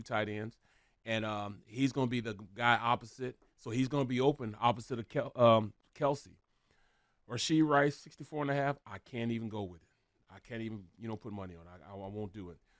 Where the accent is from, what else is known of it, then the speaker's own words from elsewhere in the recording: North Carolina, United States; I was from Carolina, North Carolina.